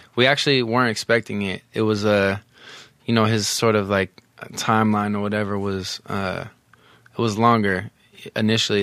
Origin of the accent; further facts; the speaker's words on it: the Bay Area, California, United States; I'm from the Bay